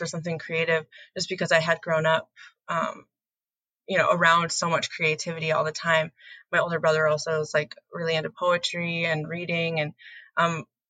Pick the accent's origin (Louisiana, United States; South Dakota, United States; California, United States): South Dakota, United States; Gayville; I grew up in Gayville, South Dakota, which is just like in the southeastern corner of South Dakota